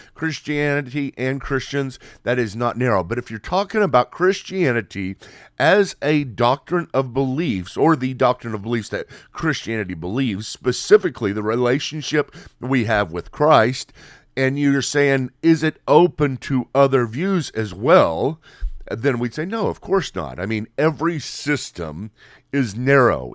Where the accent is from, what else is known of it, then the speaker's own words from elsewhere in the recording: United States; Here in America